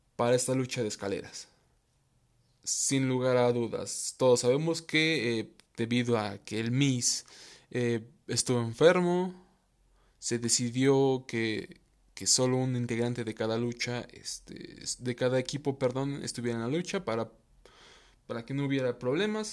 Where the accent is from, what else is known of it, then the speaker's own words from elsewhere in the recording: Mexico; yo soy mexicano